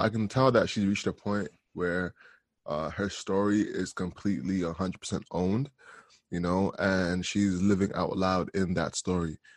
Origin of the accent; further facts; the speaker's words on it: Canada; also born or lived in Jamaica; I'm from Canada, um, through Jamaica